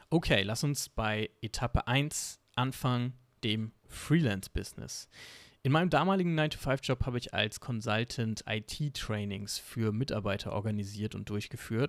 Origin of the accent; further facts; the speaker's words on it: Germany; Bei uns in Deutschland